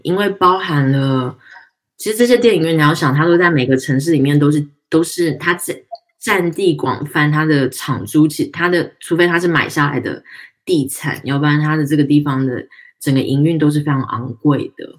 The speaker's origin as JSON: {"language": "Chinese", "region": "Tainan", "country": "Taiwan", "said": "我们台南人"}